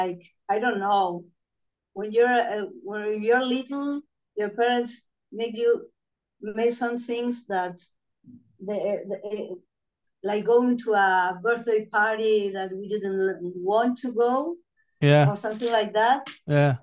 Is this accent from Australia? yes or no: no; Concordia, Entre Ríos, Argentina; born or raised there; moved away as an adult; also born or lived in Buenos Aires, Argentina